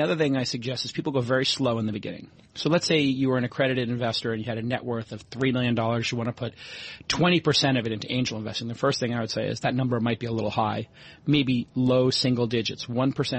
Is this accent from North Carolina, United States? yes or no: no; New York, United States; moved away; also born or lived in Brooklyn / Silicon Valley; being a New Yorker